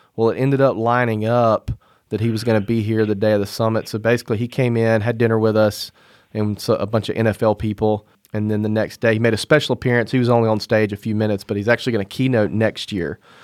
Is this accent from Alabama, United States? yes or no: yes; Mobile, Alabama, United States; my hometown, Mobile, Alabama